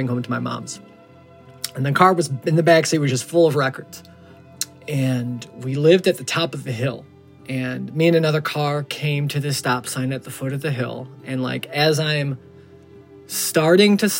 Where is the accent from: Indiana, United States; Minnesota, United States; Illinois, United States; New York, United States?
Illinois, United States; Chicago; I'm from Chicago